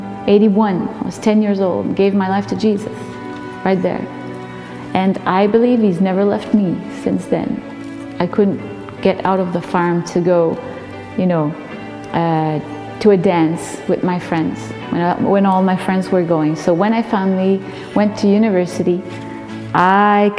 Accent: Notre-Dame-des-Érables, New Brunswick, Canada; now in Saint-Quentin, Canada; I was born in Notre-Dame-des-Érables, which is a very small French, Acadian French village in northern New Brunswick, Canada. And now I live in Saint-Quentin, in the west part of New Brunswick, Canada. I grew up in a Catholic home on a farm

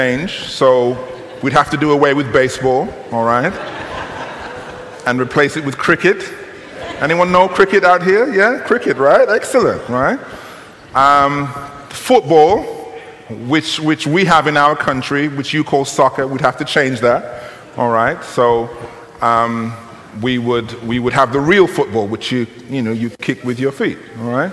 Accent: United Kingdom; you will tell from my accent, and perhaps from some of you will know, that I'm from the United Kingdom, Great Britain

